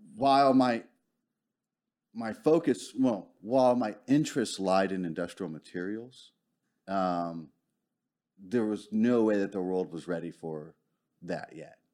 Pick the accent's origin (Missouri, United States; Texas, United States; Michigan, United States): Texas, United States; Arlington; also born or lived in Houston / Dallas; I'm originally from Arlington.